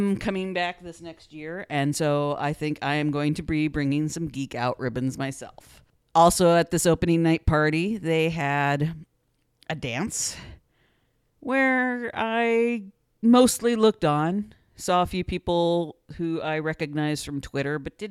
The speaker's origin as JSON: {"language": "English", "area": "near St. Louis", "region": "Missouri", "country": "United States", "tie": "born or raised there", "said": "I grew up near St. Louis"}